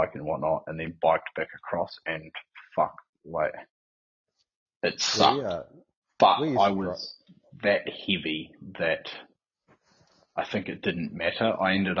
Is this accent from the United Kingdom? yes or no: no; Northland, New Zealand; also born or lived in Whangarei; now in Christchurch, New Zealand; growing up in Northland